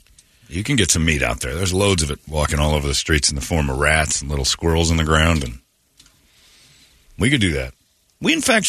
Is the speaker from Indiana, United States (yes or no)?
yes; Indiana, United States; moved away; that's my home state.